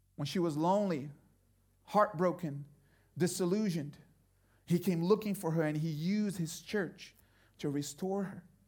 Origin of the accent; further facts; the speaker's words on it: Brazil; moved away; I grew up in Brazil